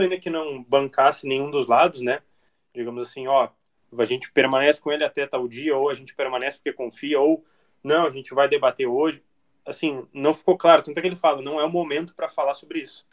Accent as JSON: {"language": "Portuguese", "town": "Porto Alegre", "region": "Rio Grande do Sul", "country": "Brazil", "said": "aqui de Porto Alegre, e hoje eu falo com meus conterrâneos"}